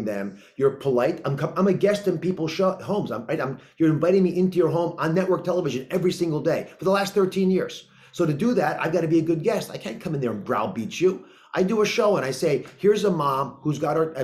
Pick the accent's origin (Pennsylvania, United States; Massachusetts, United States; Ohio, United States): Pennsylvania, United States; Kennett Square; also born or lived in Montgomery County, Pennsylvania; I grew up just outside of Kennett Square